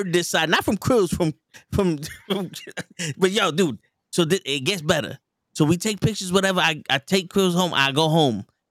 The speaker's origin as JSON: {"language": "English", "town": "New York City", "region": "New York", "country": "United States", "tie": "born or raised there", "said": "I'm from the Bronx. I was raised in the Bronx."}